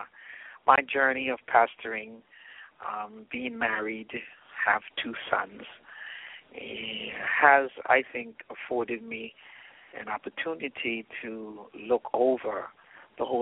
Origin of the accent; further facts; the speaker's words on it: British Virgin Islands; moved away as an adult; also born or lived in United States; I'm from the British Virgin Islands, so I live in probably the most beautiful part of the world.